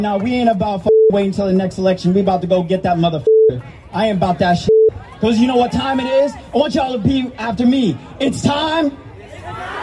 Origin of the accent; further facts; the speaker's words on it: Salt Lake City, Utah, United States; I'm from Salt Lake City, Utah.